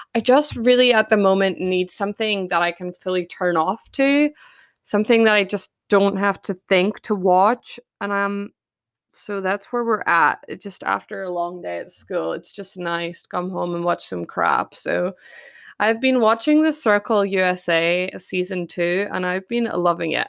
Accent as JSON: {"language": "English", "town": "Perth", "region": "Western Australia", "country": "Australia", "tie": "born or raised there", "said": "Perth, my hometown"}